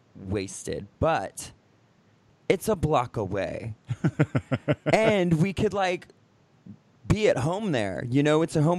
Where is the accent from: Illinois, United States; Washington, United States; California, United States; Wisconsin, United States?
California, United States; San Diego; now in Los Angeles, United States; I'm from San Diego.